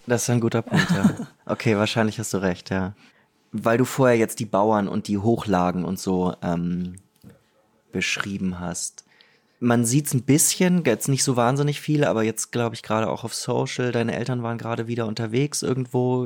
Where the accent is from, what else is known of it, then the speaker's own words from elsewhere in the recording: Germany; ich bin Deutscher